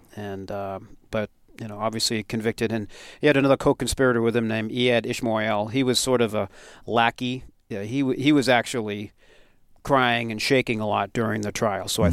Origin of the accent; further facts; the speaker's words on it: Westborough, Massachusetts, United States; growing up in Westboro